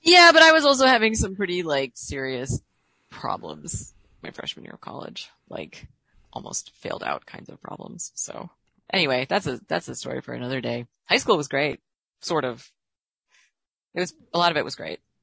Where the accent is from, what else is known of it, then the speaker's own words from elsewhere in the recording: Illinois, United States; I work for the state of Illinois like my stepmom did